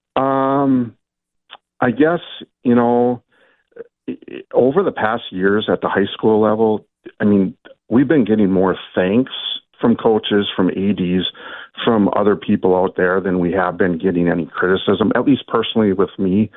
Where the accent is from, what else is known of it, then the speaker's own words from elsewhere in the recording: Little Falls, Minnesota, United States; I grew up in Little Falls, so Swan Ville's right down the road